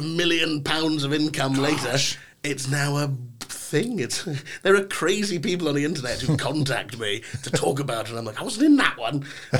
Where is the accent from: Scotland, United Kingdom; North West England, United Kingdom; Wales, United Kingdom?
Scotland, United Kingdom; Inverness; also born or lived in London / Glasgow; I do say I'm from Inverness, because it makes more sense sometimes, but it depends on who I'm talking to, the accent changes, you know, it might be more London, it might be more Inverness.